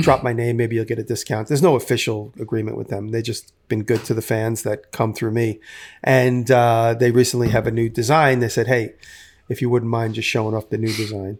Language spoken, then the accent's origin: English; New York City, New York, United States; also born or lived in Manhattan; I grew up in and around New York City.